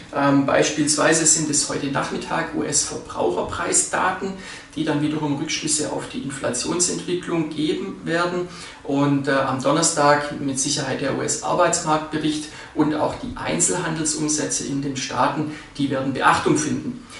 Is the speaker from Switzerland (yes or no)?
yes; Switzerland; bei uns in der Schweiz